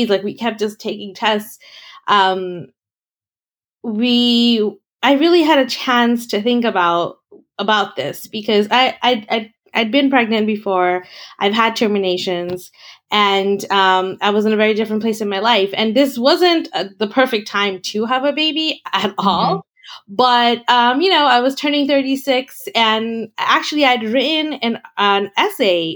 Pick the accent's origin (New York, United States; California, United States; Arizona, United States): New York, United States; New York City; moved away; I'm a New Yorker. I was born and raised here